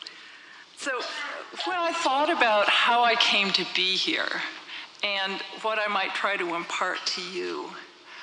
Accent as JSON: {"language": "English", "town": "Minneapolis", "region": "Minnesota", "country": "United States", "tie": "born or raised there", "moved": "as an adult", "said": "I grew up in Minneapolis"}